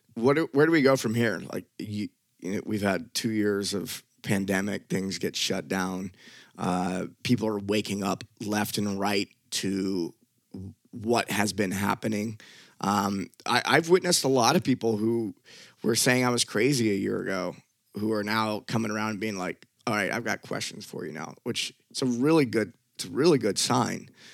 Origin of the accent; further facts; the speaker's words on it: Memphis, Tennessee, United States; moved away; I grew up in Memphis, Tennessee, and it was a little hood